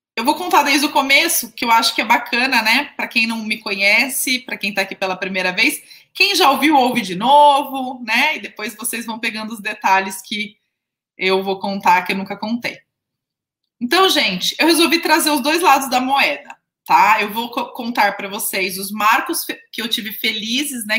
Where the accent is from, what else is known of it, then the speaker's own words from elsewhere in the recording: near Jundiaí, São Paulo, Brazil; accent: interior (caipira) accent, retroflex r in 'porta'; lá na casa da minha mãe é casa de interior, né? Então, vocês viram que o meu sotaque, né? Eu falo porta, né? Não sou de Jundiaí